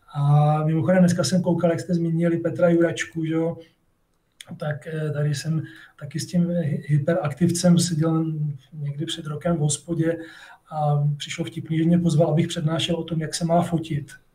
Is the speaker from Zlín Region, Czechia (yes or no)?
no; Brno, South Moravian Region, Czechia; protože jsem žil ve městě, v Činžáku a žádný takový sousedi tam prostě nebyli. A chtěl jsem dělat astronomii původně, bydlel jsem kousek od Brněnského planetária